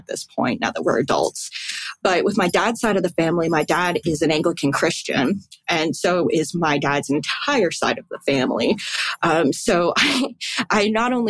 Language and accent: English; Barrie, Ontario, Canada; I was born and raised in Barrie, Ontario, Canada